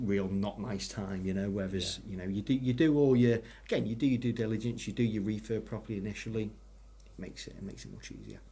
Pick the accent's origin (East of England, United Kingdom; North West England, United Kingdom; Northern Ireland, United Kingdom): North West England, United Kingdom; Ellesmere Port; I'm originally from Ellesmere Port